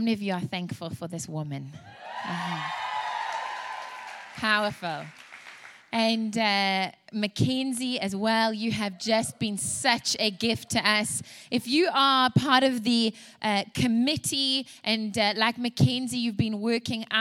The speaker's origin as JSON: {"language": "English", "country": "South Africa", "tie": "born or raised there", "also_born_or_lived": "Louisiana, United States", "moved": "yes", "lives_now": "United States", "said": "And you can hear from my accent as well. I was raised in South Africa. I was actually born in Louisiana"}